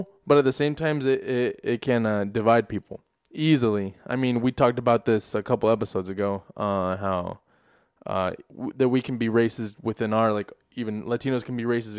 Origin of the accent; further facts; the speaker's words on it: Des Moines, Iowa, United States; also born or lived in Mexico; I was born in Mexico, but I grew up here in Des Moines, you know. For me, it's like I'm always going to have a deep connection, you know, with my roots, with heritage, you know, with culture, with Mexico